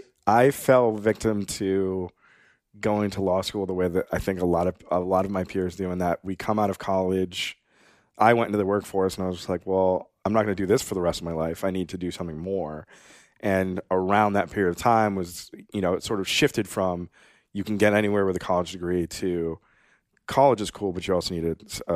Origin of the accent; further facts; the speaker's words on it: Pepperell, Massachusetts, United States; also born or lived in Bogota, Colombia; I was born in Bogota, Colombia. I was adopted by some lovely Irish Catholic white people. I grew up in the suburbs of Boston in a town called Pepperell, Massachusetts.